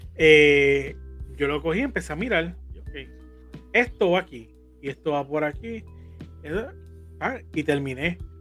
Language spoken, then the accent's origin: Spanish; Carolina, Puerto Rico; yo viví en Carolina